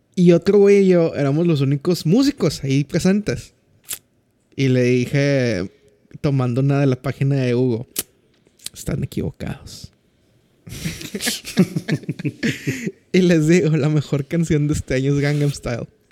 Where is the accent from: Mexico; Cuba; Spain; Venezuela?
Mexico; En México, nuestro crush como mexicanos es …